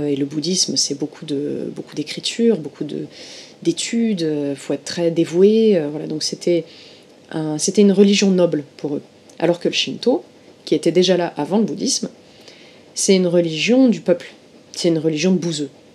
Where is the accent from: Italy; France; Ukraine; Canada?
France; Marseille, Provence-Alpes-Côte d'Azur; moved away as an adult; now in Tokyo, Japan; je viens du sud de la France à l'origine, je viens de Marseille